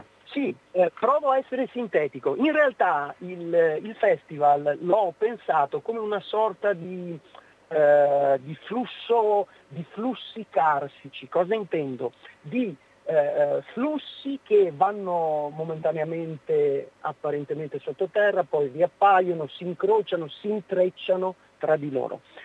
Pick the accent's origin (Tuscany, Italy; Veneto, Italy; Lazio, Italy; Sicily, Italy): Veneto, Italy; nostro dialetto, al nostro territorio